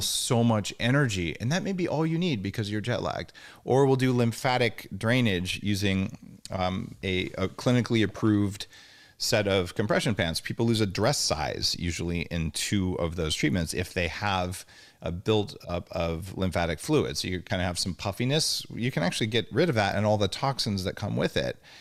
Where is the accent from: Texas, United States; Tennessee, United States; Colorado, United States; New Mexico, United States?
New Mexico, United States; Albuquerque; moved away; I am from New Mexico